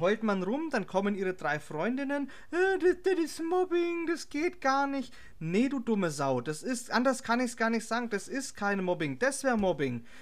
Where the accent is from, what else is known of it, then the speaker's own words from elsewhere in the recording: Herzogenaurach, Bavaria, Germany; Ich als Herzogenauracher